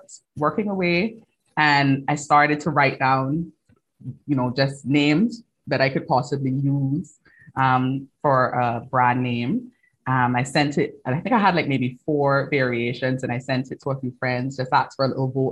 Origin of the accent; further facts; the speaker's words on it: Cayman Islands; moved away as an adult; now in London, United Kingdom; I'm from the Cayman Islands originally. Like you said, you pinpointed the accent